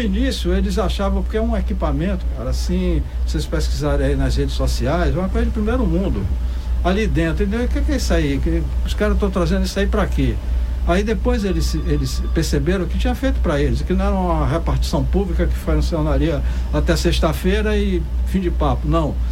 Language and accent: Portuguese; Salvador, Bahia, Brazil; accent: Bahian; moved away as an adult; also born or lived in São Paulo; now in Santos, Brazil; eu sou de Salvador. A minha carreira toda eu desenvolvi lá na Bahia, depois eu fui saindo pelo mundo afora